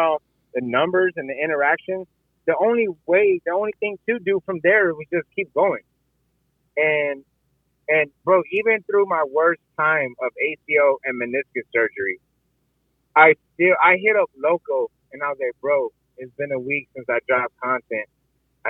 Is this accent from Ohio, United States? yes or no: no; San Antonio, Texas, United States; moved away as an adult; now in Tampa, United States; San Antonio, Texas, which is my hometown